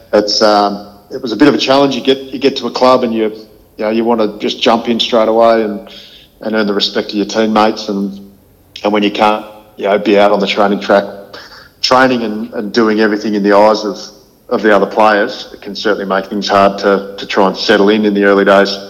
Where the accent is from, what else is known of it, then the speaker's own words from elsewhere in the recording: Horsham, Victoria, Australia; also born or lived in Ballarat; I've got amazingly fond memories of, of growing up in Horsham